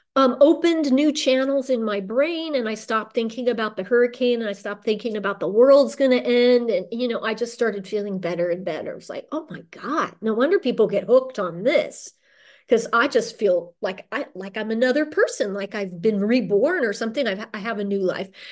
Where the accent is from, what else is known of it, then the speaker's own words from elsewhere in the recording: Orange County, Southern California, United States; moved away as an adult; also born or lived in Los Angeles / Central America / New Orleans / Madison, Wisconsin; I'm from Southern California, raised in Orange County by Irish parents who immigrated in the nineteen fifties